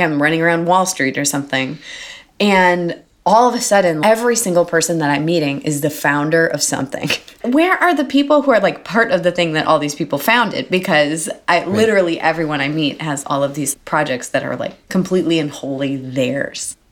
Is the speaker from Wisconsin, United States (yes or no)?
yes; Milwaukee, Wisconsin, United States; moved away as an adult; now in New York, United States; I'm from Milwaukee and only moved to New York from Milwaukee two and a half years ago.